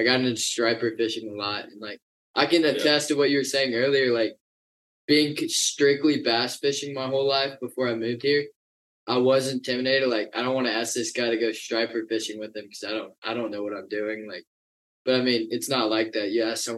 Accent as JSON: {"language": "English", "town": "Fayetteville", "region": "North Carolina", "country": "United States", "tie": "born or raised there", "moved": "as an adult", "lives_now": "Charleston, United States", "said": "I came from North Carolina. I was in Fayetteville from 2002 till senior year of high school, or freshman year of college, so 2021"}